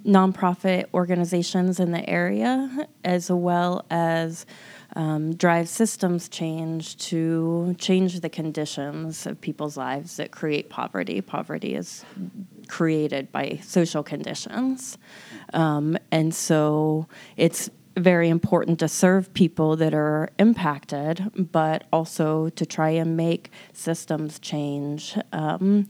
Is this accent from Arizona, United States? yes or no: no; Lawrence, Kansas, United States; also born or lived in California; I grew up in Lawrence, got my undergrad at KU, and moved to California and worked in community mental health